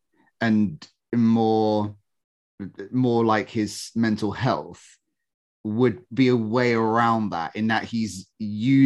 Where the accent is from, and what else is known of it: United Kingdom